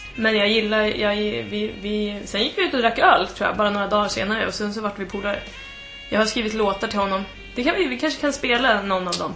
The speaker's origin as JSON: {"language": "Swedish", "town": "Tystberga", "region": "Södermanland", "country": "Sweden", "tie": "born or raised there", "also_born_or_lived": "Trosa", "said": "jag är från Tysberga."}